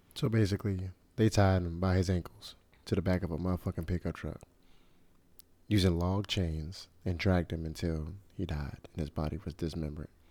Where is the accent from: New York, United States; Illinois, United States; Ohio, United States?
Illinois, United States; Chicago; my hometown, Chicago, Illinois